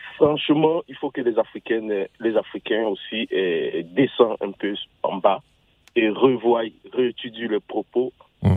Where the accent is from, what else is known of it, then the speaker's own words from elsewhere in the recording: Côte d’Ivoire; also born or lived in Ghana; je suis ivoirien, je suis ivoirien et ghanéen